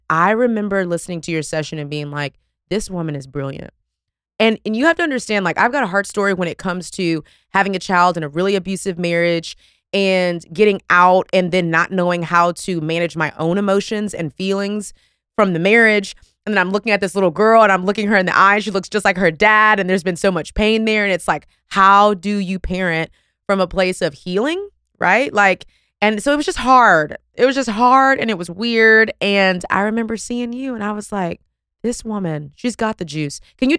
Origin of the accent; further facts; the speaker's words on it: Texas, United States; I don't know. I'm from Texas. I'm sorry.